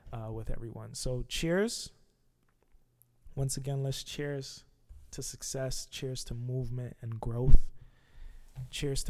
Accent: Canada; I'm from Canada

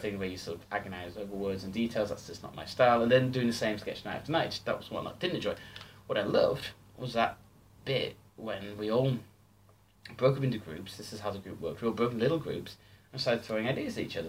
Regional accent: Stockton-on-Tees, North East England, United Kingdom; moved away as an adult; I moved back to my hometown of Stockton. This was two thousand and ten, so Stockton Tees in the northeast of England.

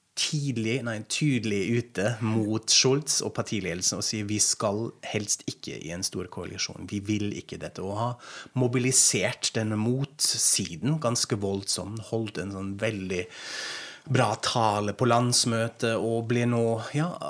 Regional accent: Germany; accent: German; Norwegian is a second language; moved away as an adult; now in Norway; Jeg er tysk, som dere kanskje hører. Så dere får en del eh, tysk aksent

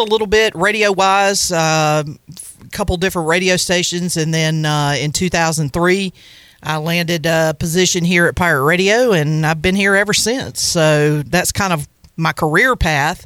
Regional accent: Farmville, North Carolina, United States; also born or lived in Stokes, North Carolina / Wilson, North Carolina; I was born in Pitt County, actually in a little town called Stokes, and then I grew up in Farmville

